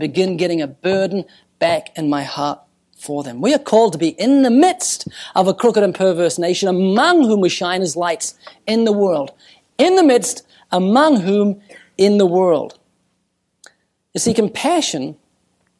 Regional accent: New Zealand; I'm from New Zealand

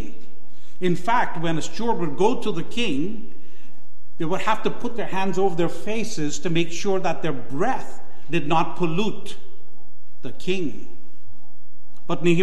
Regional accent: Guyana; moved away; my home country, Guyana

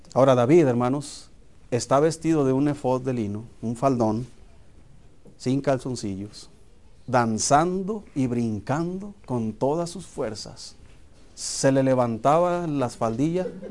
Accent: Hermosillo, Sonora, Mexico; yo recuerdo cuando era niño, eh, en Hermosillo jugábamos fútbol en la calle.

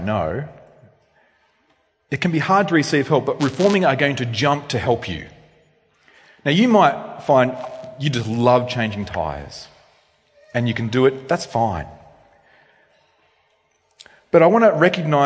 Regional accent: Australia; I'm an Australian male.

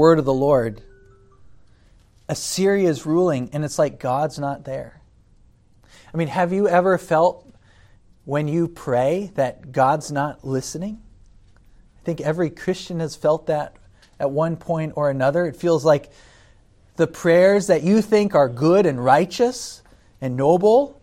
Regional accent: United States; as an American citizen

